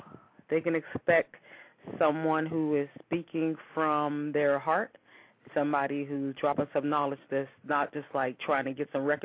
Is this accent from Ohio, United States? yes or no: yes; Youngstown, Ohio, United States; I am from Youngstown, Ohio